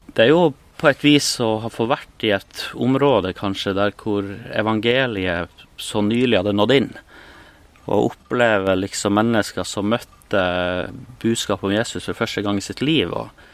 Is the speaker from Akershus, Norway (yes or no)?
no; Målselv, Troms, Norway; moved away as an adult; also born or lived in Bolivia / Spain; jeg har vokst opp i Troms, eh, oppe i Målselv